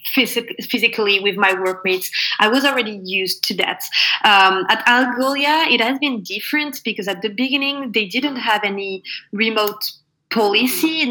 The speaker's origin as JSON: {"language": "English", "region": "Normandy", "country": "France", "tie": "born or raised there", "also_born_or_lived": "Paris"}